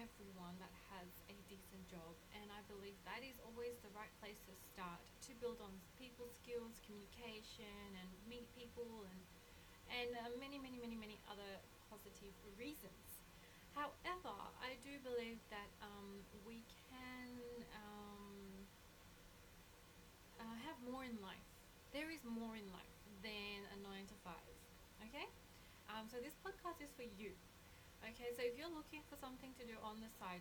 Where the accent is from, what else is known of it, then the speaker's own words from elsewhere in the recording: Australia; background is Colombian, but I was raised in Australia.